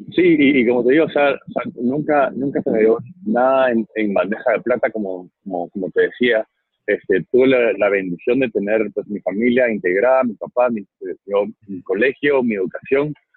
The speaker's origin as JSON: {"language": "Spanish", "country": "Guatemala", "said": "como Chapín yo me siento muy orgulloso de nuestras empresas nacionales"}